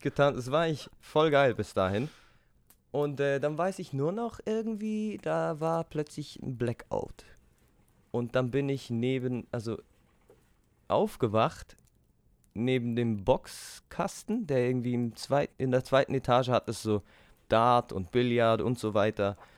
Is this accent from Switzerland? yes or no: yes; Switzerland; wir als Schweizer